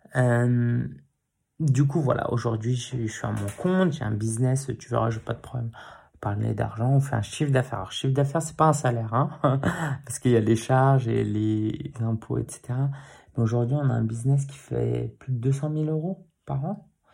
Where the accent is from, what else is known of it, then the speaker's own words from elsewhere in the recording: Paris, Île-de-France, France; j'ai grandi dans le quartier de Belleville, euh, toute mon enfance à Paris